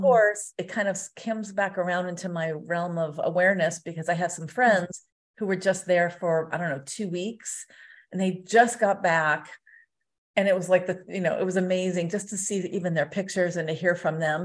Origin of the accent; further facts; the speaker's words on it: Southern California, United States; moved away as an adult; now in Las Vegas, United States; I'm from Southern California originally